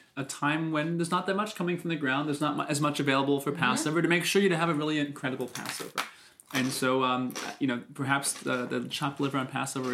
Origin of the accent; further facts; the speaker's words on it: the New York area, United States; growing up in the New York area